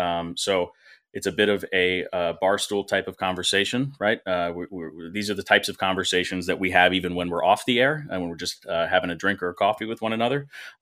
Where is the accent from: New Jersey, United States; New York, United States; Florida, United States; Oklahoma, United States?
New Jersey, United States; I grew up in New Jersey